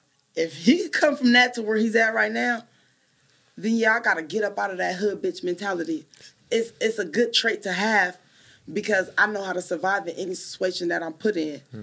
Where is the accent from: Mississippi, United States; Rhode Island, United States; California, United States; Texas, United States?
California, United States; Richmond; Where I grew up at. North Richmond.